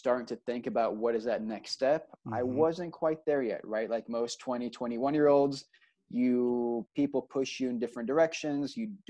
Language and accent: English; Austin, Texas, United States; moved away as an adult; also born or lived in Israel / New York; So I end up growing up in Texas, but specifically in Austin. And so, you know, Austin is kind of, when you grew up in Austin, it's Austin first, Texas second.